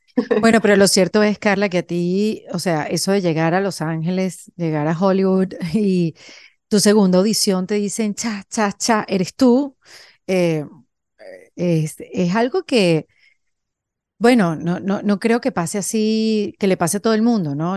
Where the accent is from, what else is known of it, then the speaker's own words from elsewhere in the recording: Venezuela; moved away as an adult; somos venezolanas las dos